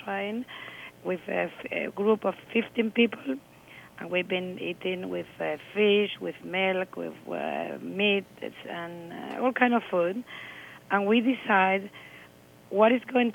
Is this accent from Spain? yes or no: yes; Spain; when you are Spanish